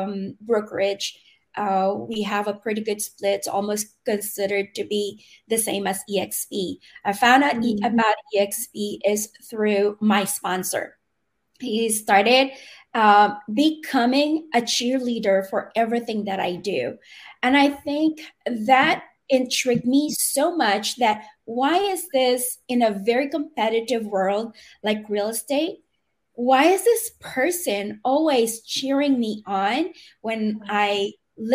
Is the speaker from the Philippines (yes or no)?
yes; Manila, Metro Manila, Philippines; moved away; I'm born and raised in the Philippines in Manila.